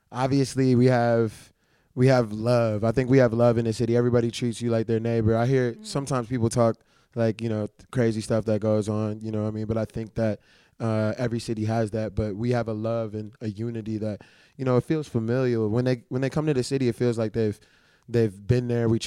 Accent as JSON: {"language": "English", "town": "New Orleans", "region": "Louisiana", "country": "United States", "tie": "born or raised there", "said": "I'm allergic to all shellfish and I'm from New Orleans, yeah."}